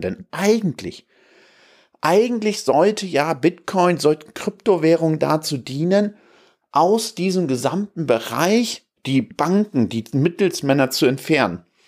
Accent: Stade, Lower Saxony, Germany; now in Hamburg, Germany; wir kommen da jetzt ja aus Stade, äh, meine Frau und ich

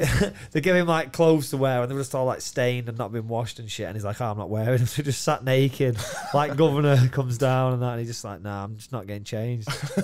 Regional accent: Doncaster, Yorkshire and the Humber, United Kingdom; I'm from Doncaster

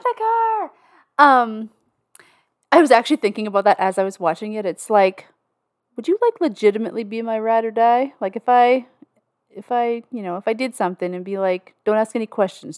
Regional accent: Canada; I'm Canadian

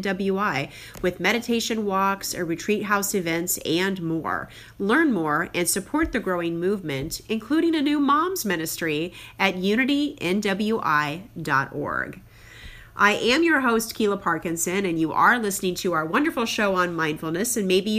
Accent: Crown Point, Indiana, United States; my hometown of Crown Point, Indiana, and my current hometown

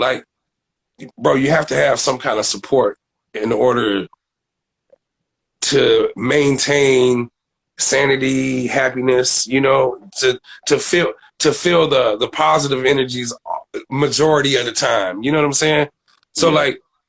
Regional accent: Aurora, Illinois, United States; Oh, man, I'm from Aurora. Where's Aurora? Then you get to Chicago. You know what I'm saying? I'll give you the proximity of Chicago is 45 minutes west of, you know, Chicago, but never, ever, ever claimed another city but my own, bro.

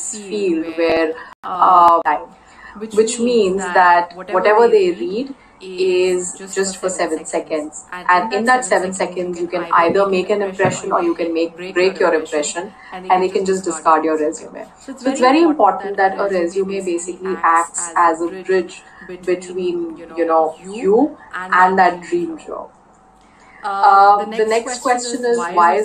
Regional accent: India; I am actually an Indian, which means I'm based out of India right now.

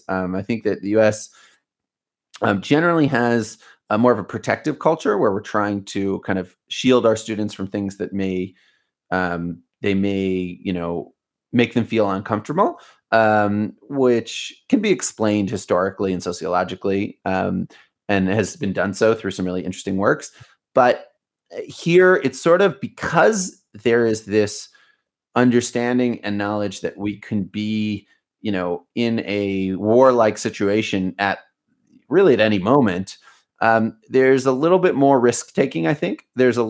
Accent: Baltimore, Maryland, United States; moved away as an adult; now in Israel; I grew up in Baltimore. I grew up in the US and I left at age 18. And now I you know, and I've been here and I'm 35. So I've spent about half of my life in the States and about half of my life here in Israel.

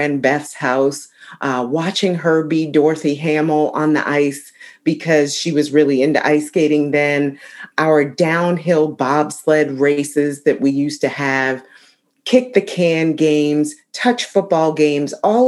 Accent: Ayer, Massachusetts, United States; moved away; also born or lived in Concord, Massachusetts; I wanted to spend some time in my hometown of Ayr, Massachusetts, and just be near my childhood home

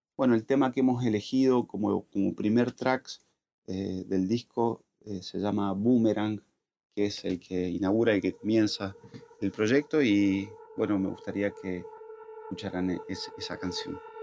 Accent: La Consulta, Mendoza, Argentina; moved away as an adult; now in Buenos Aires, Argentina; Soy mendocino

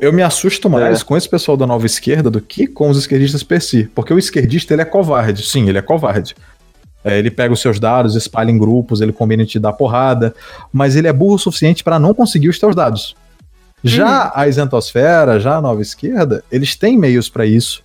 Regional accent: Northeast Region, Brazil; eu sou da região do Nordeste

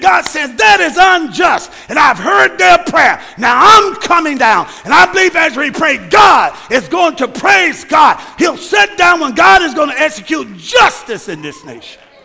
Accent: United States; I'm an American

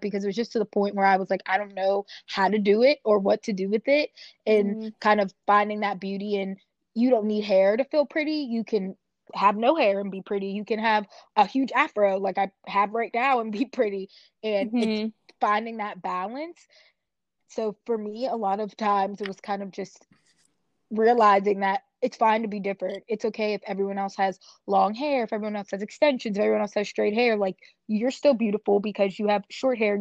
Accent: Pittsburgh, Pennsylvania, United States; where I grew up in Pittsburgh is predominantly white area

